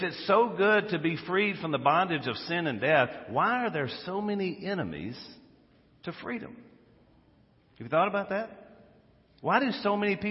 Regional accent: United States; I'm an American. I'm proud of it

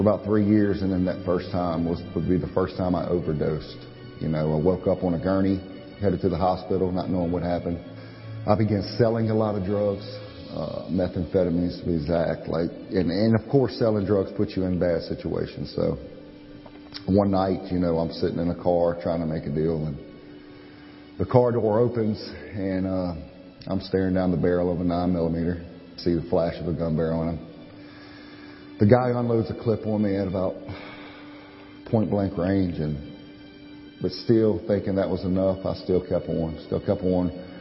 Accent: Pearl River, Louisiana, United States; I was born in Pearl River, Louisiana. Grew up there.

